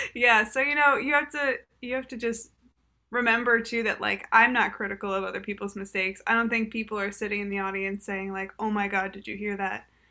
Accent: Boston, Massachusetts, United States; I'm from Boston.

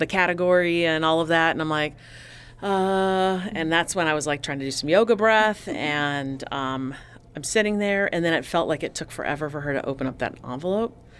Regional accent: Tucson, Arizona, United States; I came from Tucson

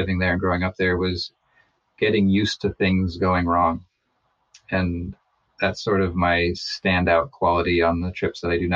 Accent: McGrath, Alaska, United States; also born or lived in Missoula, Montana; I was born in Missoula, or so I'm told. I moved up to Alaska when I was four with my mom. And we moved straight to McGrath

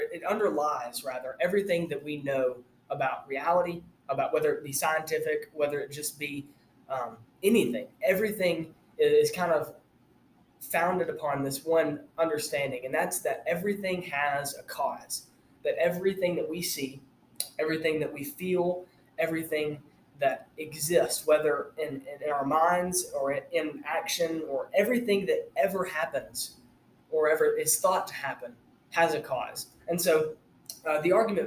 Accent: Armuchee, Georgia, United States; now in Tennessee, United States; I'm from Northwest Georgia, from a little town called Armurchie. It's just north of Rome

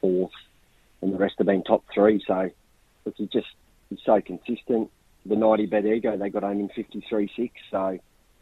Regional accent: Bathurst, New South Wales, Australia; I was born in Bathurst, so New South Wales

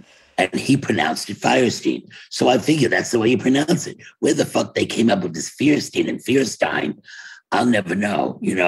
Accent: Brooklyn, New York, United States; But if there's a meeting, even if he came from LA and I came from Brooklyn, we're always going to be the first ones to show up at a meeting.

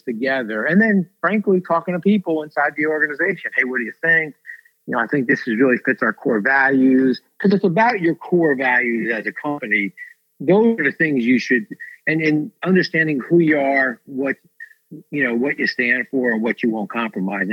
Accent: New Jersey, United States; So I grew up in Jersey. I started UPS in New Jersey.

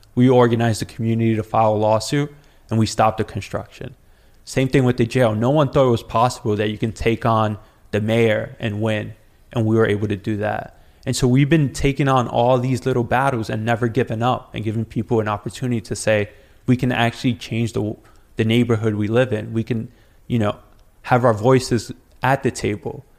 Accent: New York City, New York, United States; I grew up on Rivington and Forsyth

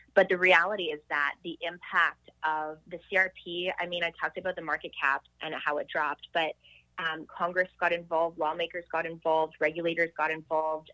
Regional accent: Montreal, Quebec, Canada; I grew up in Montreal

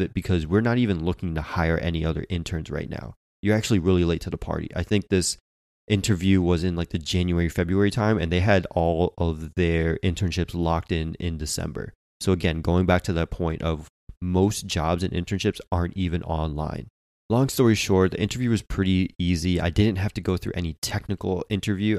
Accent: Connecticut, United States; moved away; I'm originally from Connecticut

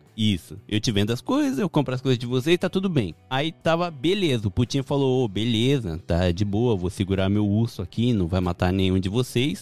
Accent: Japan; eu cresci no Japão

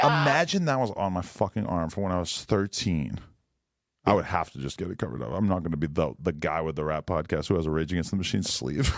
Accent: Boston, Massachusetts, United States; I'm from the Boston area.

